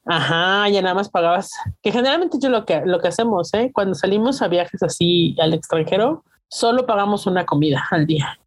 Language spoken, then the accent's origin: Spanish; Mexico; los mexicanos, ¿cómo extrañamos la salsita?